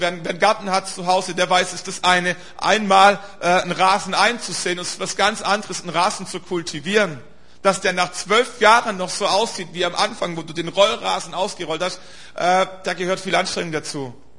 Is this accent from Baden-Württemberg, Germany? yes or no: yes; Stuttgart area, Baden-Württemberg, Germany; eine Strecke über Stuttgart und so, das ist so meine Heimat, da komme ich her